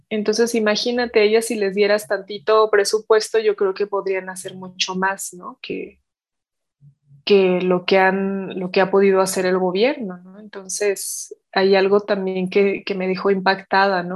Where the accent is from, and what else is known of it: Mexico